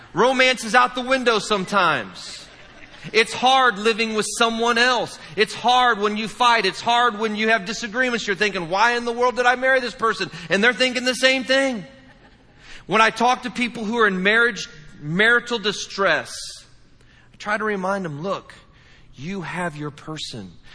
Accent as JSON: {"language": "English", "region": "Indiana", "country": "United States", "said": "I'm from the Midwest. I'm from the great state of Indiana"}